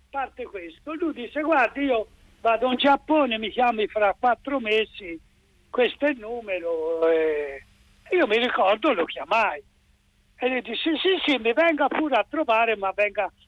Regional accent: Tuscany, Italy; mi dato che sono toscano

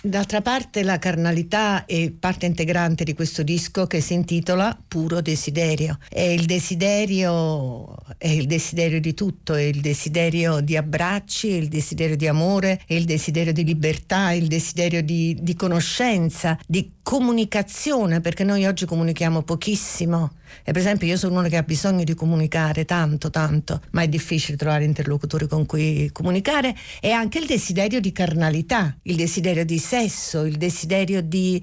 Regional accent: Naples, Campania, Italy; now in Rome, Italy; io sono solo nata a Napoli ma vivo da moltissimi anni a Roma

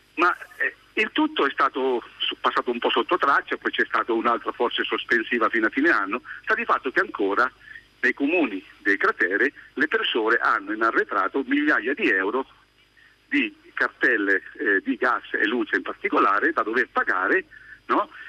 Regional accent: Milan, Lombardy, Italy; moved away as an adult; Io poi sono milanese

